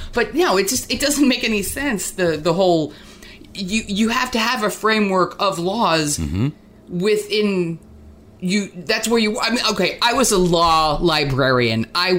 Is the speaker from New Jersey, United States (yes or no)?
yes; New Jersey, United States; And I came from New Jersey, where, like, the liquor stores are like, you know, grocery stores.